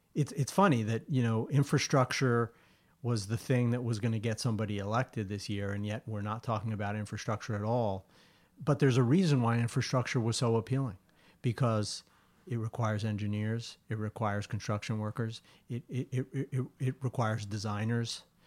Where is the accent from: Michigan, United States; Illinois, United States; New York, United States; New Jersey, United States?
New York, United States; Long Island; the place that I grew up on Long Island